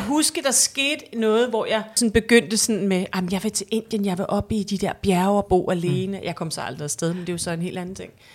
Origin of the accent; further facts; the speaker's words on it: Hellerup, Capital Region of Denmark, Denmark; jeg er vokset op i Hellerup